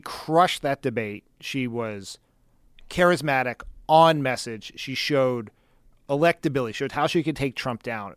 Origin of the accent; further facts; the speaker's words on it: Wilmington, Delaware, United States; my hometown of Wilmington, Delaware. which had such a problem with school integration that there was federally mandated busing until my senior year in high school